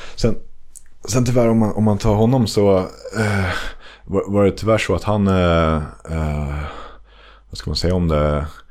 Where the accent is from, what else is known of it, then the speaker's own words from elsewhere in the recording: Västerås, Västmanland, Sweden; jag är från Bäckby Skälby